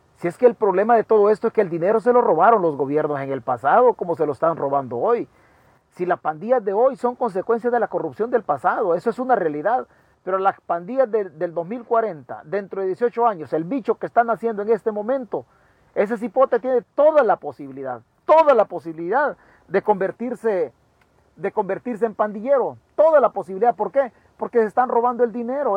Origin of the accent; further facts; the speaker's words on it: Chalatenango, El Salvador; yo soy de Chalatenango, en las mismas condiciones deplorables. Así me eduqué yo